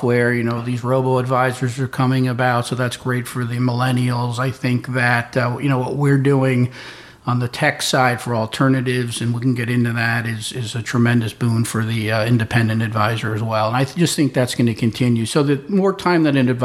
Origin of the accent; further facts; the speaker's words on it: Darien, Connecticut, United States; I grew up in Darien, Connecticut